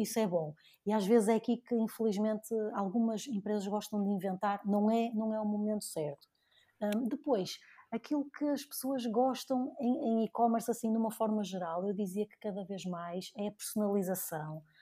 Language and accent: Portuguese; Porto, Norte, Portugal; also born or lived in Dubai; voltei aqui para a minha terra natal, né? voltei aqui para o Porto